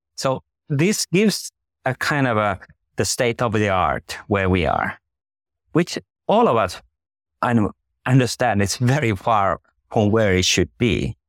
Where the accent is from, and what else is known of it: Finland